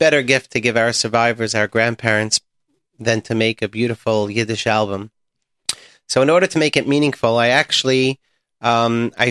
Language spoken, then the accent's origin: English; New York City, New York, United States; I grew up in the Bronx